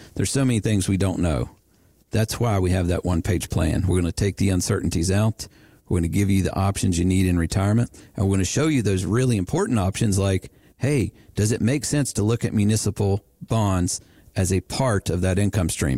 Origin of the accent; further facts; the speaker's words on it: West Virginia, United States; I was born in West Virginia